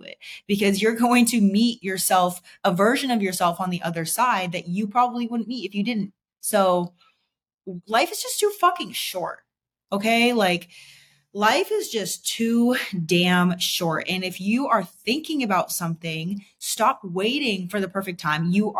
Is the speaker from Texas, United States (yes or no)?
no; Boston, Massachusetts, United States; moved away; Like if I was still living in Boston, like I came from Boston, if I was still living there today, like I would not be who I am today.